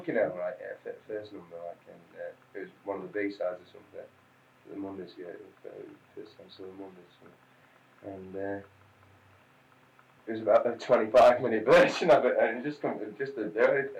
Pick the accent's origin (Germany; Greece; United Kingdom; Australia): United Kingdom; Manchester, North West England; born there; Well, like, I was born in Manchester anyway, and so like, all the relatives and all that come there